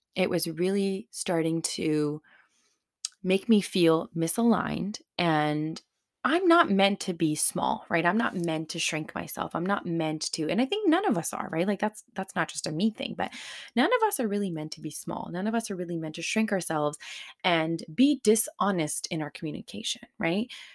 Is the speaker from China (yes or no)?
no; Surrey, British Columbia, Canada; a Punjabi kid growing up in Surrey in the nineties